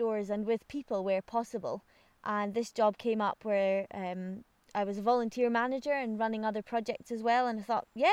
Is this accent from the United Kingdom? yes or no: yes; Aviemore, Scotland, United Kingdom; I was really, really lucky to have been born and brought up in Aviemore.